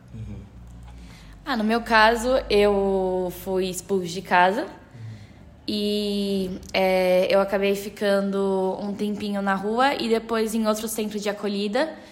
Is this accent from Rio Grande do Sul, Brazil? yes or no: no; São Paulo, Brazil; eu sou de São Paulo mesmo